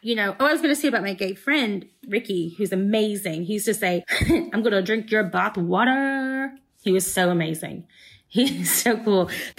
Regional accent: the South, United States; I grew up in the South.

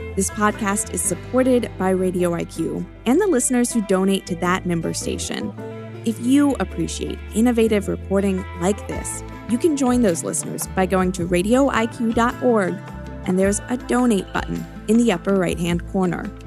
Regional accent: Richmond, Virginia, United States; I cover politics and policy in my hometown Richmond, Virginia

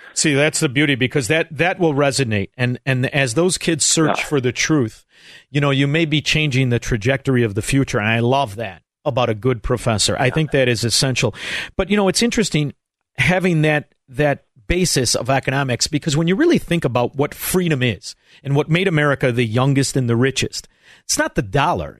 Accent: Chicago, Illinois, United States; I'm from Chicago

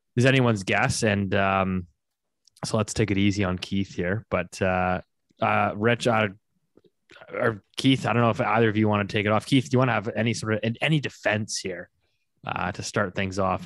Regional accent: Canada; as a Canadian

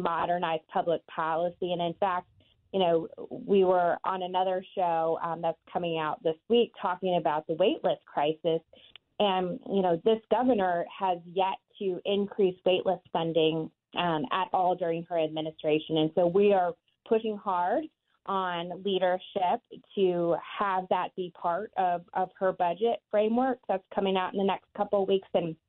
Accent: Kansas, United States; also born or lived in Washington; my home state of Kansas

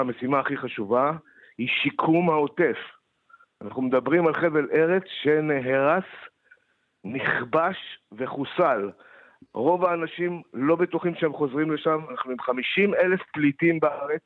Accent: Moshav Yesha, western Negev, Southern District, Israel; אני גדלתי שם

